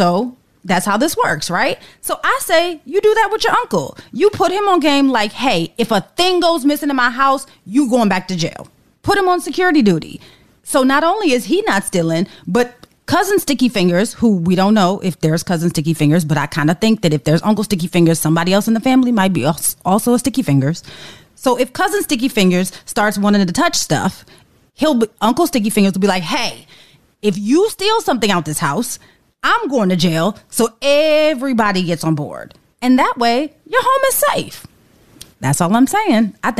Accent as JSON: {"language": "English", "town": "New York City", "region": "New York", "country": "United States", "tie": "born or raised there", "said": "I went to elementary, middle, high school, and design school all in NYC. So to say that I'm a New Yorker through and through is an understatement."}